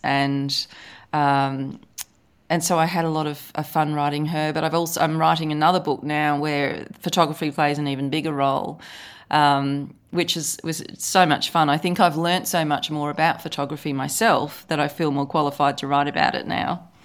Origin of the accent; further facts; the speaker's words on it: Australia; accent: Australian; I live in Australia, as you can probably tell from my accent